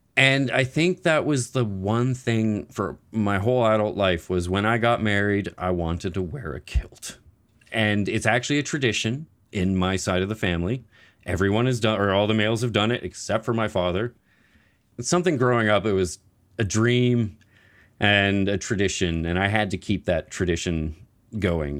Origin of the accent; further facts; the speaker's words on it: Nova Scotia, Canada; I am from Nova Scotia